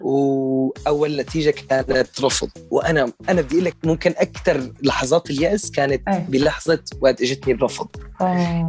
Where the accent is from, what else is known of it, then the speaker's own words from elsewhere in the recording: Syria; also born or lived in Damascus / Qatar / United States; now in United Kingdom; انا من سوريا اطلع لامريكا